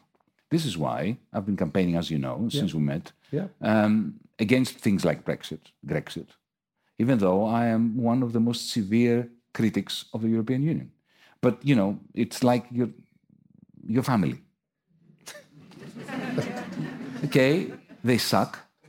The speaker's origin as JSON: {"language": "English", "town": "Athens", "region": "Attica", "country": "Greece", "said": "I come from Athens."}